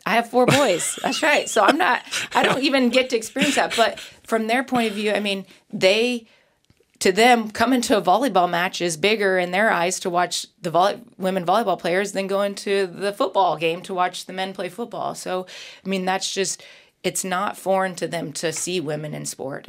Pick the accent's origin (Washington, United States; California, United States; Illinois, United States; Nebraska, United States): Nebraska, United States; I grew up in Nebraska